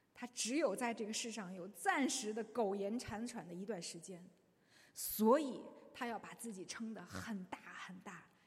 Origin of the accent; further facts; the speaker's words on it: China; 我们中国人对这方面非常的有深刻的洞见